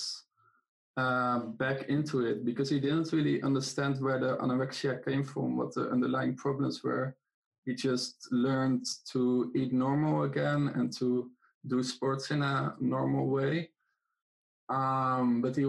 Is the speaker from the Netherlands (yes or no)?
yes; Netherlands; English is a second language; now in Greece; I am in Greece right now, but I'm originally from the Netherlands